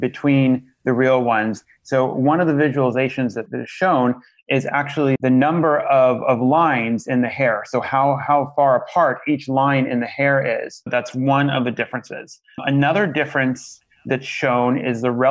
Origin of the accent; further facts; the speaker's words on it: Los Angeles, California, United States; Los Angeles, which is my hometown and also where I work